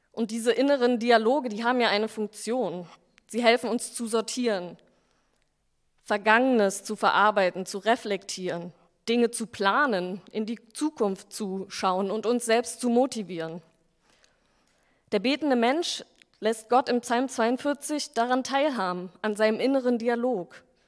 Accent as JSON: {"language": "German", "region": "Berlin", "country": "Germany", "also_born_or_lived": "Stuttgart", "said": "ich bin Berlinerin, habe aber vier Jahre lang in Stuttgart gearbeitet"}